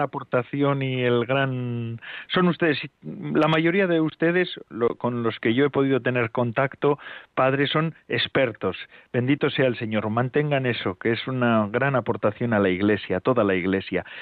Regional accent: Biscay, Basque Country, Spain; yo soy del País Vasco, vizcaíno

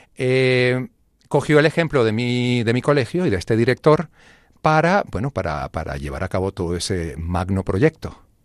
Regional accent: Venezuela; moved away; also born or lived in Grenoble, France; Sí, nací en Francia. Mi padre estaba haciendo un posgrado ahí en, Grenoble y ya luego pues nos fuimos a Venezuela

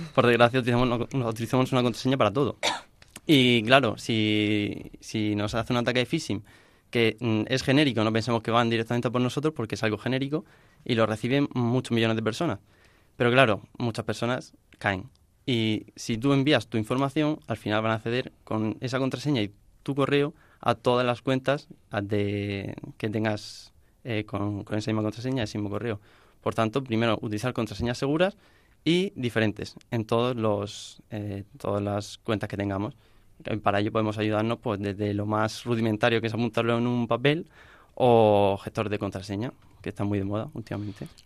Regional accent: Murcia, Region of Murcia, Spain; vengo de Murcia

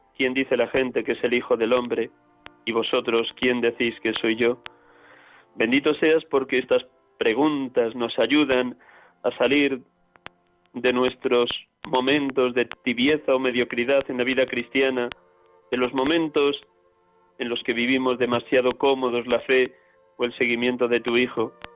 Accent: Riaza, Castile and León, Spain; now in Madrid, Spain; desde mi pueblo, Riaza, Segovia, aquí atendiendo a mi madre

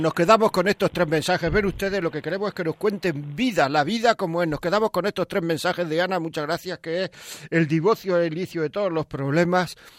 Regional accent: Granada, Andalusia, Spain; Yo, yo no soy de Montejica, soy de Granada, pero mis cuatro abuelos eran de Montejica

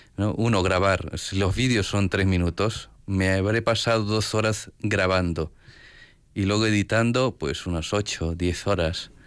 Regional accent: Peru; moved away; vengo de Perú.

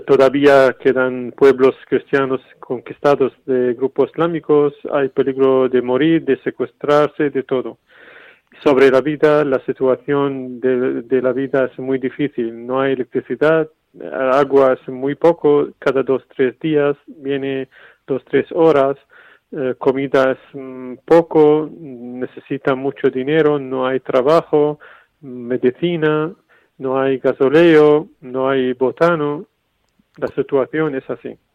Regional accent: Syria; now in Spain; mi pueblo en Siria

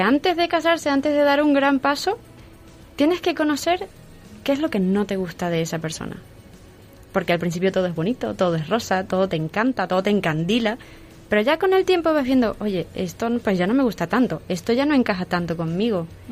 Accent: Venezuela; now in Madrid, Spain; soy de Venezuela y ahora tengo 30 años

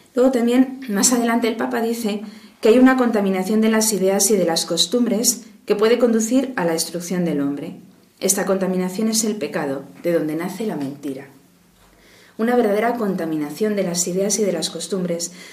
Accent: Madrid, Community of Madrid, Spain; soy de Madrid

